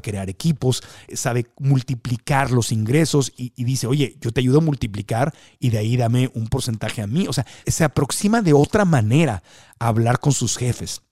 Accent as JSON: {"language": "Spanish", "country": "Mexico", "tie": "born or raised there", "said": "creciendo en México"}